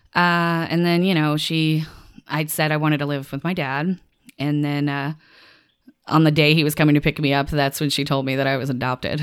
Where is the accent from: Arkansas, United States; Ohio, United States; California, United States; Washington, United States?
Arkansas, United States; Little Rock; moved away as an adult; also born or lived in Louisiana; I'm from Arkansas originally, Little Rock, Arkansas.